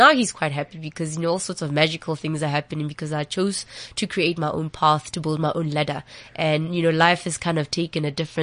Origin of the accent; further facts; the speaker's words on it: QwaQwa, Free State, South Africa; I'm from, you know, Gwagwa in the Free State